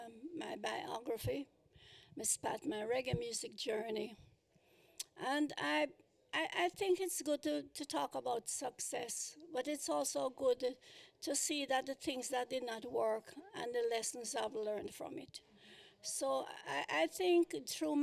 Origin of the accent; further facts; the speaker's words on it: Kingston, Jamaica; moved away as an adult; now in United States; I was born in Kingston, Jamaica. I started my business in 1958. I spent 20 years in Jamaica doing music, and I came up here